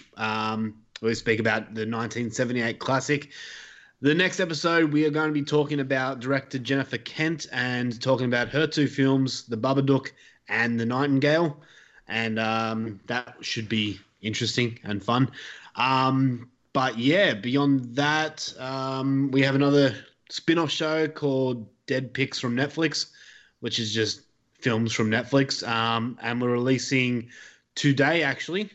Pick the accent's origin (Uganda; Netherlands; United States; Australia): Australia; accent: thick Australian